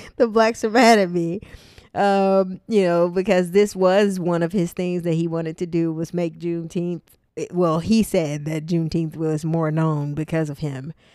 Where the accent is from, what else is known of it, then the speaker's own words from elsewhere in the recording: Tyler, Texas, United States; moved away; my hometown of Tyler, Texas